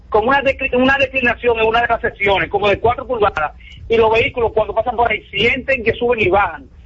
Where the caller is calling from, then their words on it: Barahona, Dominican Republic; Yo soy aquí